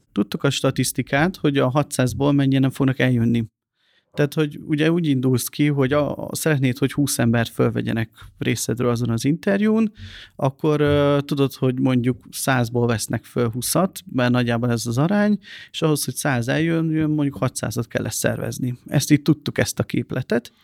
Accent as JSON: {"language": "Hungarian", "country": "Hungary", "said": "én nem egy pesti gyerek vagyok, hanem egy vidéki srác"}